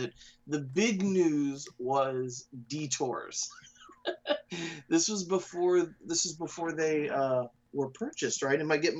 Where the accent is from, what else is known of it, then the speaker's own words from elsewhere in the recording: Orlando, Florida, United States; my hometown of Orlando